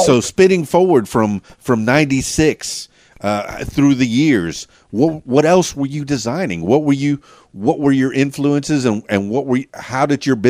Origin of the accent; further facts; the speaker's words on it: Miami, Florida, United States; now in Little Rock area, Arkansas, United States; I'm from Miami and the Florida Keys.